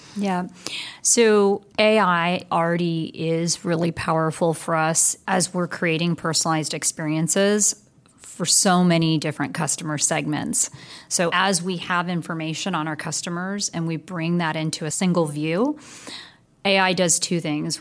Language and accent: English; Bay Area, California, United States; I was originally from the Bay Area. And so being a, a Bay Area gal, I made my way back to the Bay Area